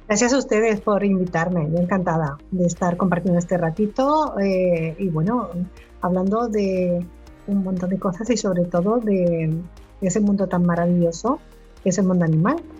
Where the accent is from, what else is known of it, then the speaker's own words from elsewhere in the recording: Canary Islands, Spain; como soy canario igual no me entiende todo el mundo